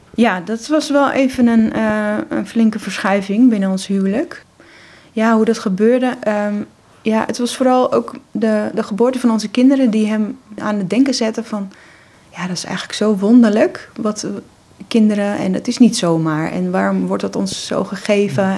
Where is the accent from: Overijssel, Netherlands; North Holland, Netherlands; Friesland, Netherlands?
North Holland, Netherlands; Monnikendam; ik ben eh, in Monnikendam opgegroeid